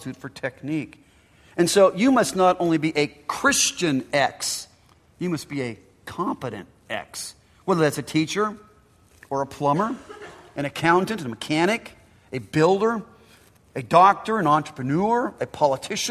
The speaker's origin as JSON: {"language": "English", "country": "United States", "said": "I'm an American and an Italian"}